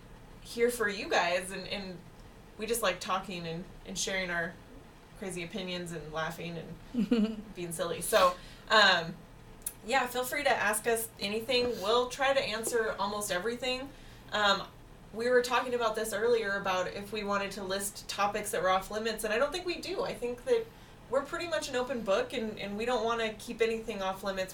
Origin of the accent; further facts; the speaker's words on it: Pacific Northwest, United States; we are from the Pacific Northwest